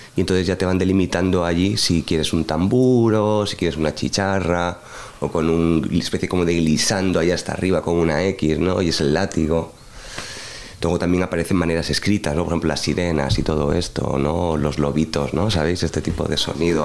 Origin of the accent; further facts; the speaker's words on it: Madrid, Community of Madrid, Spain; como español